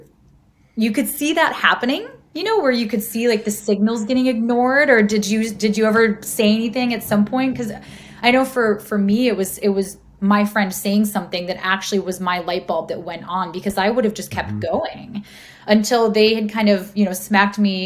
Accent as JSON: {"language": "English", "region": "Midwest", "country": "United States", "tie": "born or raised there", "moved": "yes", "said": "I grew up in the Midwest"}